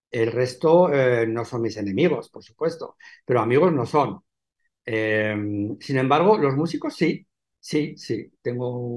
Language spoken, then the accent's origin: Spanish; Benidorm, Valencian Community, Spain; now in Alicante, Spain; aunque yo soy de aquí, pero como no he vivido nunca aquí, bueno, yo realmente soy de Benidorm. Mi padre era de Benidorm